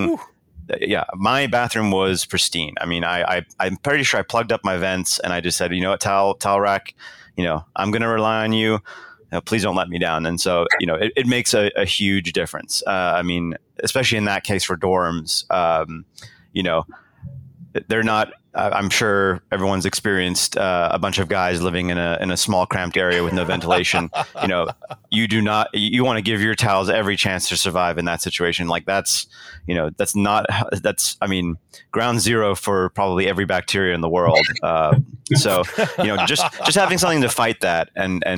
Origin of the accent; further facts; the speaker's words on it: South Africa; moved away; I was born in South Africa.